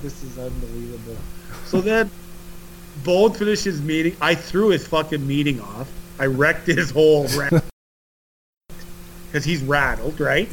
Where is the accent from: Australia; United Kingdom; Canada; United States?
Canada